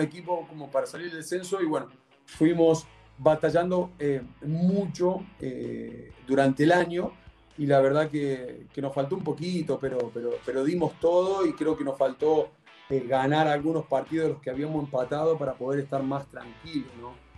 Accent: Argentina; now in Chile; como típico argentino

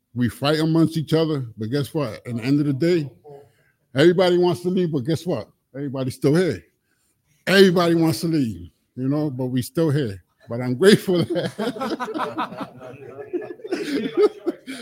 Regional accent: Connecticut, United States; I come from Connecticut

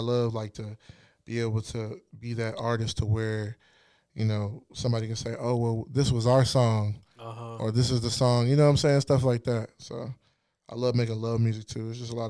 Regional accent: Ghana; I pull from the church, you know. I pull from my roots, you know, being Ghanaian.

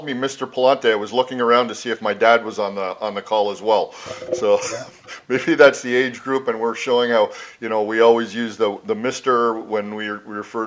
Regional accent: Mississauga, Ontario, Canada; I grew up just in a suburb of Toronto, and it was called Mississauga.

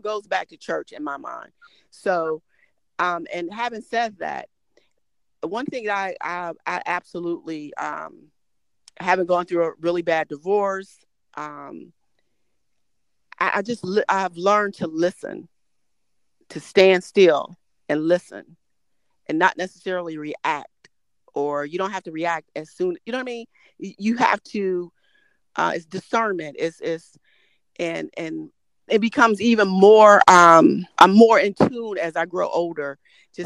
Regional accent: Detroit, Michigan, United States; growing up in Detroit

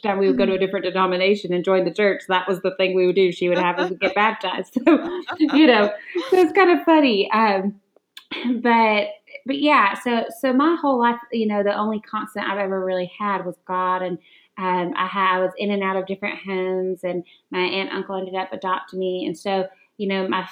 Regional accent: the Bible Belt in the South, United States; I grew up in the Bible Belt in the South

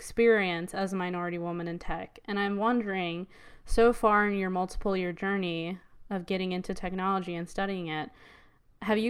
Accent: Virginia, United States; I'm from Virginia too

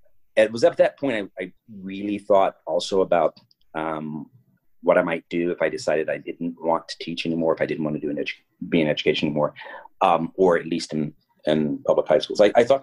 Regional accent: San Antonio, Texas, United States; I grew up in San Antonio, Texas, went to Holy Cross High School when I was back in the 70s. Subsequently, I went to UTSA, University of San Antonio.

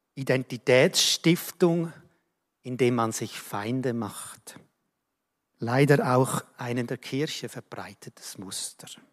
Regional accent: Switzerland; ich bin Schweizer

